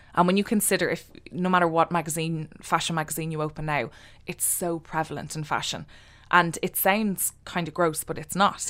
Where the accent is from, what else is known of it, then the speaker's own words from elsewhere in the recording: Ireland; also born or lived in London; be proud of being an Irish designer working from Ireland.